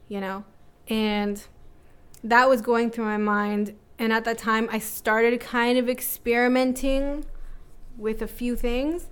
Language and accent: English; Toronto, Ontario, Canada; born and raised in North York